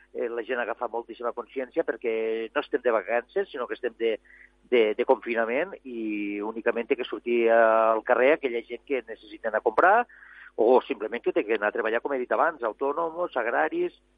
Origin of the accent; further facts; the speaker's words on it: Arnes, Catalonia, Spain; jo he baixat avui des del meu poble, he baixat des d'Arnes